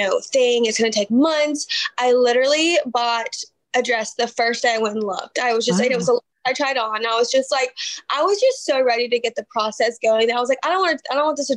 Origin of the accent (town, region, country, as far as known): Alabama, United States; born or raised there